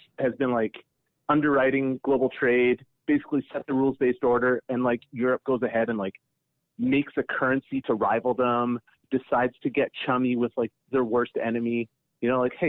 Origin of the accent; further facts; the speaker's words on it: Hamilton, Ontario, Canada; I'm from Hamilton.